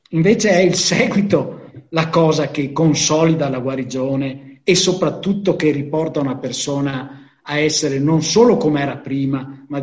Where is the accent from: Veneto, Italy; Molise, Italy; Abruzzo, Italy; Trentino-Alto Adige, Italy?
Veneto, Italy; Venice; ho 63 anni sono sobrio da 4 anni e vengo dal Lido di Venezia.